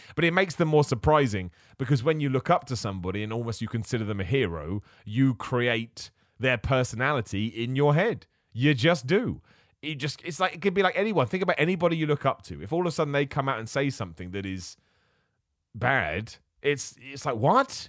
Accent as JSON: {"language": "English", "region": "England", "country": "United Kingdom", "tie": "born or raised there", "said": "I was born over here in England."}